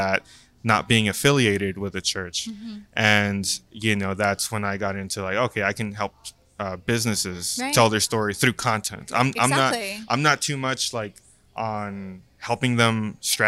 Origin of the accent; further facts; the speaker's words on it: Brownsville, Texas, United States; moved away as an adult; now in San Antonio, United States; back in my hometown in Brownsville